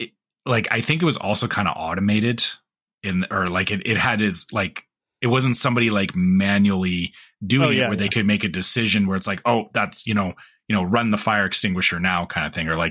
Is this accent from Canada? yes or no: yes; Canada; the tell is for me as a Canadian is that they're starting to do this again too